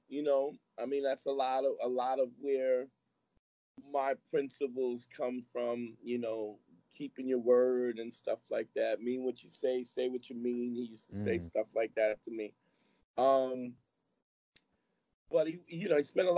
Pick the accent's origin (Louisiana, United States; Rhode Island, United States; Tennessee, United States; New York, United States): New York, United States; New York City; I grew up at a time when Brooklyn was real